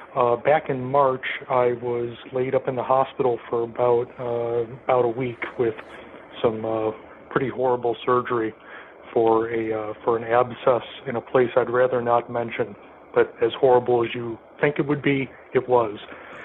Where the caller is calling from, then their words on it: Rantoul, Illinois, United States; I'm calling from Rantoul, Illinois.